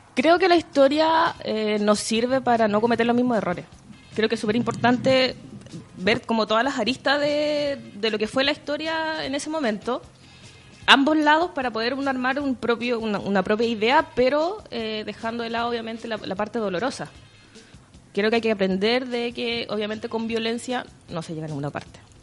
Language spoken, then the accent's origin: Spanish; Temuco, Araucanía, Chile; now in Santiago, Chile; soy de Temuco, obviamente me tuve que venir a Santiago, me cambié de iglesia y todo